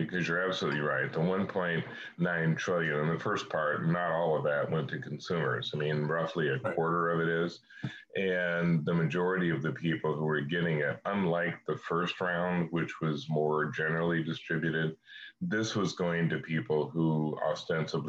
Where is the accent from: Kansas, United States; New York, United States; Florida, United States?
Kansas, United States; I'm from Kansas